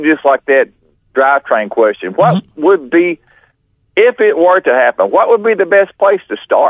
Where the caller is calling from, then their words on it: Texas, United States; East Texas.